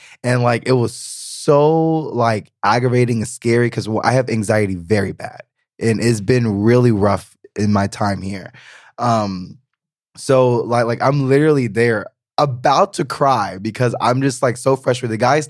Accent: the South, United States; I am coming from the South, which is very Southern hospitality. We help, we look out for strangers.

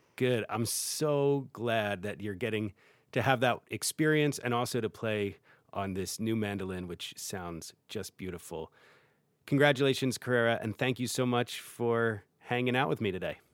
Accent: Philadelphia, Pennsylvania, United States; my hometown of Philadelphia

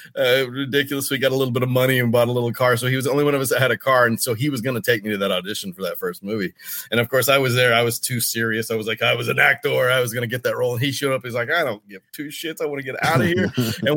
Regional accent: Oklahoma, United States; moved away as an adult; also born or lived in Texas / Los Angeles / New Orleans; now in Mississippi, United States; I grew up in the South, man. I grew up on a cattle farm in Oklahoma, you know, and Texas, and bounced back and forth between Oklahoma and Texas mostly.

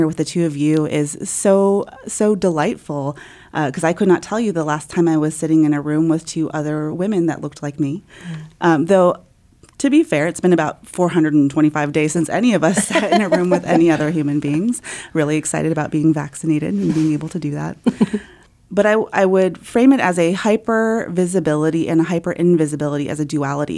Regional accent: United States; also born or lived in South Korea; I came to the United States at about age 5 months or so

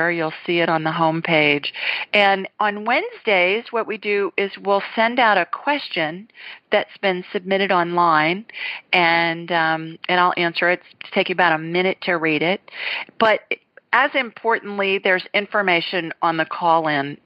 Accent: Ohio, United States; moved away as an adult; also born or lived in Sioux Falls, South Dakota / Los Angeles; now in Alabama, United States; I grew up in Ohio

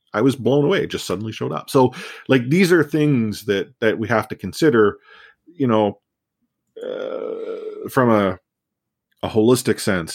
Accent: Canada; I'm a Canadian, you know, born and raised

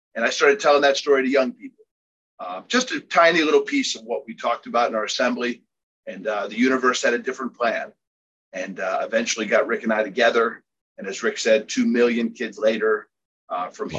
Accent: Philadelphia, Pennsylvania, United States; I was born and raised in Philadelphia

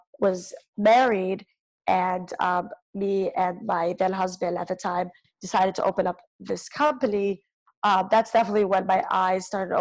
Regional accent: New York City, New York, United States; I grew up in Crown Heights, Brooklyn.

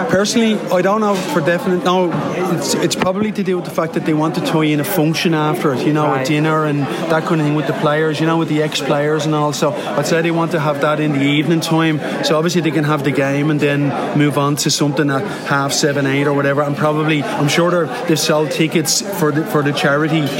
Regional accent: Wicklow, Leinster, Ireland; I'm from Wicklow Town in Ireland.

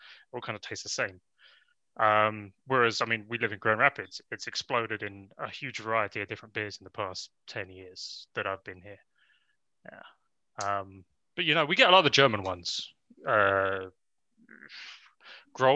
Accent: London, United Kingdom; moved away; I grew up near Southall, which is a majority Indian part of London

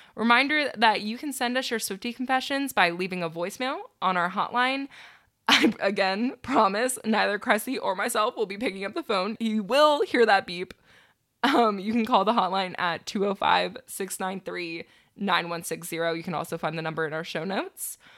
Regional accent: Maryland, United States; moved away; I'm heading to Maryland, my hometown

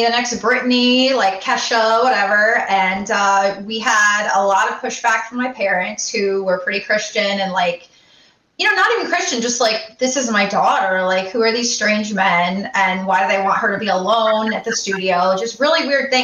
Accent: Connecticut, United States; I'm from Connecticut.

